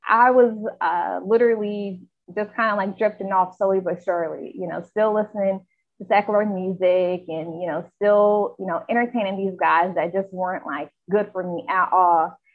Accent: Charlotte, North Carolina, United States; I'm from Charlotte, North Carolina

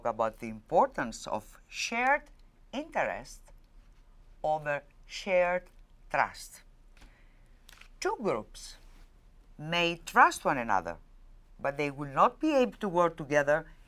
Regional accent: Crete, Greece; I was born in Crete, in Greece

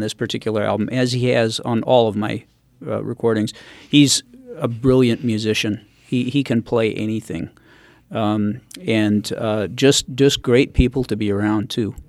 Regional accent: Northern California, United States; I grew up in Northern California

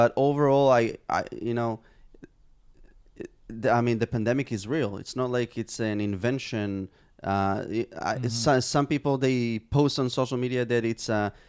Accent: Israel; I was born and raised here in Israel.

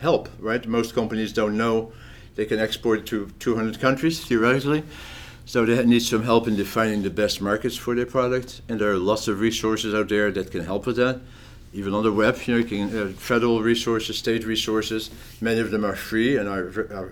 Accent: Netherlands; also born or lived in France; now in Pennsylvania, United States; although I'm from the Netherlands originally

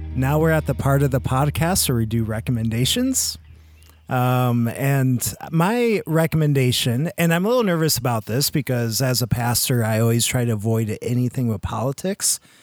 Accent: Michigan, United States; born or raised there; moved away as an adult

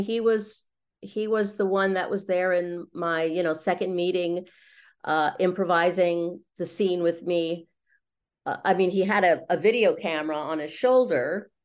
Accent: Los Angeles, California, United States; moved away as an adult; also born or lived in London; I grew up in Los Angeles in the middle of Hollywood

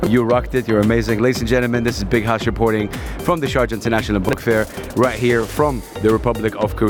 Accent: Saudi Arabia; I'm from Saudi Arabia

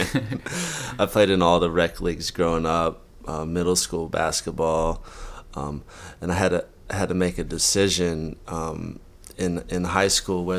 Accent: Winston-Salem, North Carolina, United States; moved away as an adult; also born or lived in Wilmington, North Carolina; now in Los Angeles, United States; I grew up in Winston-Salem, North Carolina, and I've lived in Wilmington, North Carolina for the past 12 years.

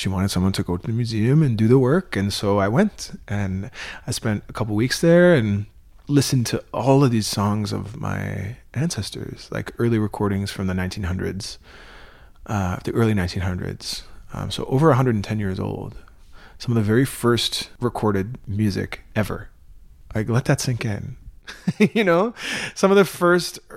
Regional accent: Wolastoqey Nation, Wabanaki territory, New Brunswick, Canada; I come from the Wolustuk Nation in Wabanaki territory

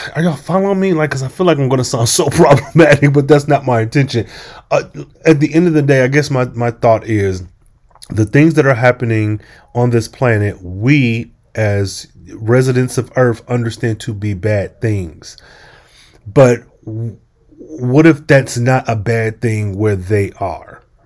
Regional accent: United States; I am American as well

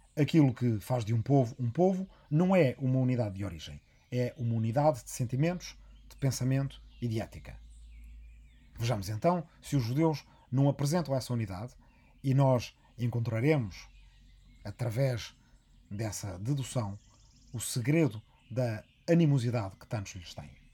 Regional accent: Arrifana, Ribatejo, Portugal; na minha aldeia de Arrifana, no Rimatejo

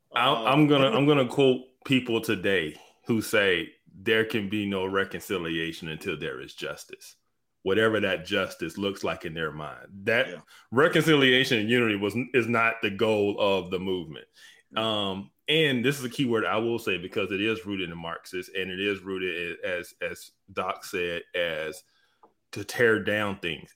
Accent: Birmingham, Alabama, United States; I'm from Birmingham, Alabama

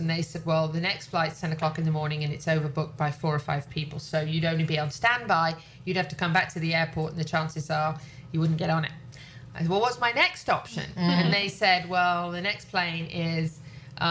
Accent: England, United Kingdom; moved away; I'm also English.

